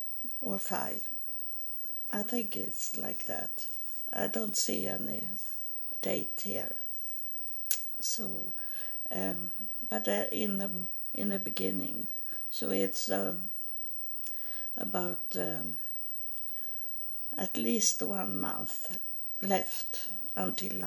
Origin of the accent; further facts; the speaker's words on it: Sweden; English is a second language; I was born in Sweden